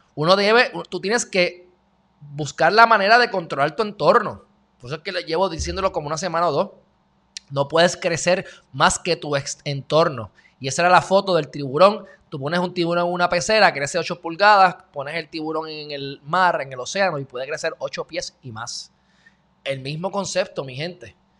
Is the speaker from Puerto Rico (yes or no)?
yes; Puerto Rico; Yo, pues, de Puerto Rico